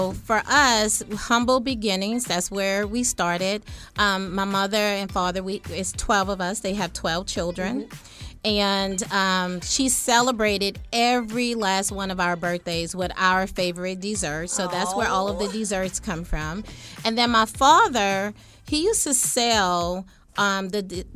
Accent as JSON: {"language": "English", "town": "New Orleans", "region": "Louisiana", "country": "United States", "said": "I am from New Orleans"}